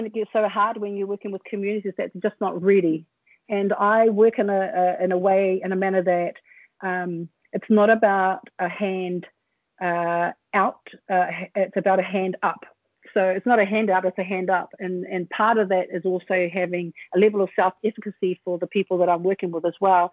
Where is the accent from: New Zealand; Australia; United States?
New Zealand; when I was born and I grew up here in Aotearoa